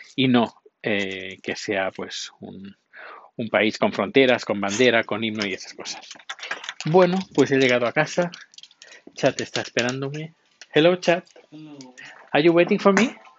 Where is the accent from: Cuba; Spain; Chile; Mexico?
Spain; moved away as an adult; now in Sweden; yo no soy del país donde he nacido, yo soy del país donde estoy viviendo. Ahora soy sueco, pero no quiere decir que a lo mejor dentro de un tiempo eh, vuelva a España